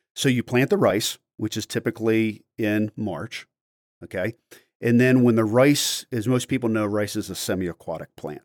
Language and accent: English; Maryland, United States; I grew up in Maryland